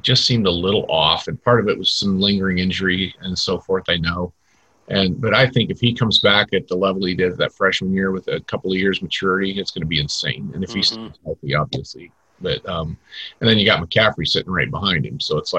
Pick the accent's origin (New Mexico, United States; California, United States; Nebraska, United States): Nebraska, United States; I was born in Nebraska